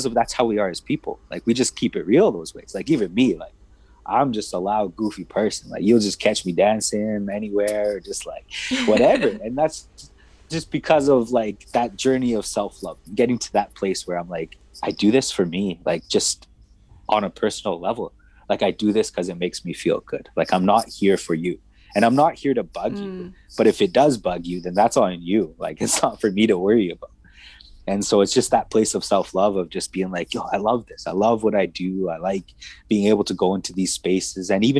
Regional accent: Edmonton, Alberta, Canada; where I grew up in Northside Edmonton

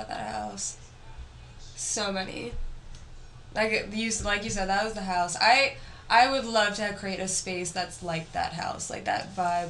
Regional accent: Voorhees, New Jersey, United States; I'm from Jersey. I'm from New Jersey. I was born in Voorhees.

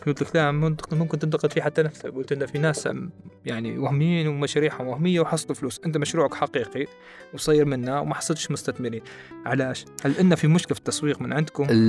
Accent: Libya; احنا ليبيين

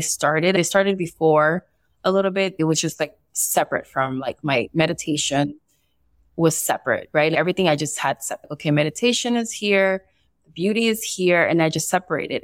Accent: Barranquilla, Atlántico, Colombia; I was born in Barranquilla, Colombia, and I also have some Spaniard roots and some uh, Italian roots

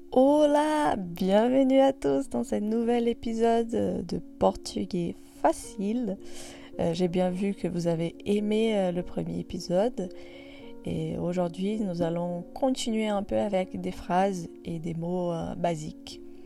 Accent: Brazil; moved away; même si après je deviens française euh, parce que je demande la nationalité, bah, en soi, je reste brésilienne

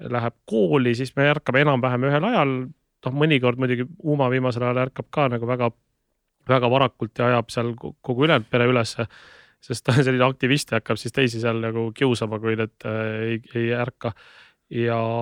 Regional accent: Tallinn, Harju County, Estonia; also born or lived in Tartu; ma elasin äh, lapsena Õismäel

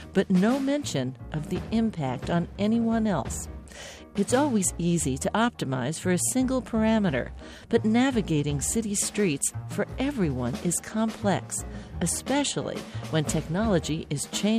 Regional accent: East Coast, United States; The street I grew up on the East Coast, not the West, had a little surprise for me.

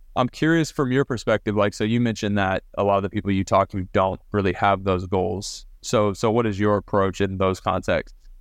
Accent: Southlake, Texas, United States; I grew up in South Lake, Texas, which is kind of a powerhouse Texas high school football city. Um, moved there when I was ten

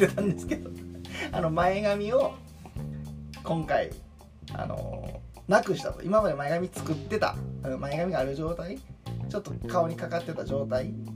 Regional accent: Hyogo, Japan; also born or lived in Kyoto; 自分も大阪ちゃうけど兵庫県出身

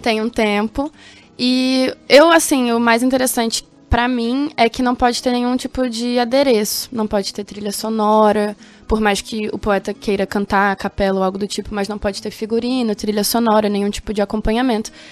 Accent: Rio de Janeiro, Brazil; first language Portuguese; moved away as an adult; also born or lived in Jardim, Mato Grosso do Sul; now in Campo Grande, Brazil; Eu sou lá do Rio de Janeiro, da Cidade de Deus

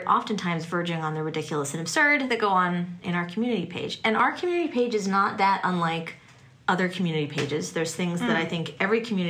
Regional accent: Canada; now in Hobsonville Point, New Zealand; I am Canadian, and I've lived here in New Zealand for almost 15 years now

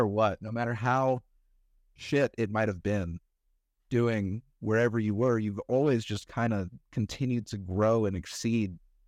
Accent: North Carolina, United States; now in Colorado, United States; I'm from North Carolina.

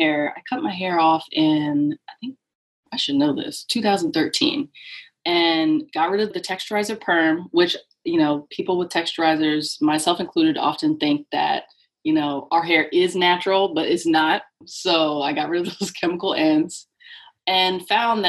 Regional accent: New Jersey, United States; now in Connecticut, United States; I live in Connecticut. I'm originally from New Jersey

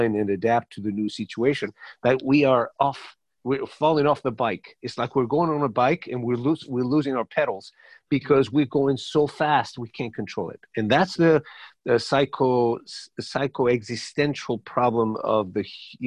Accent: Paris, Île-de-France, France; first language Spanish; English is a second language; also born or lived in Madrid, Spain; I was born in Madrid and raised in Paris

